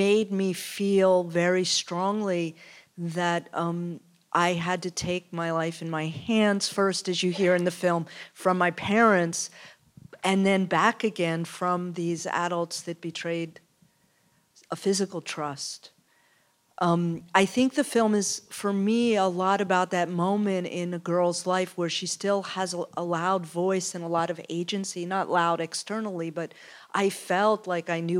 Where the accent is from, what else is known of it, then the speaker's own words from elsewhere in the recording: outside of Philadelphia, Pennsylvania, United States; I'm from outside of Philadelphia